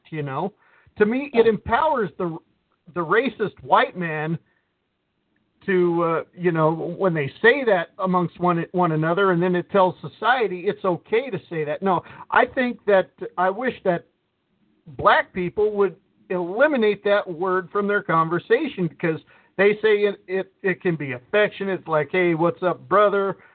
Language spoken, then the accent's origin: English; Detroit, Michigan, United States; I'm from Detroit.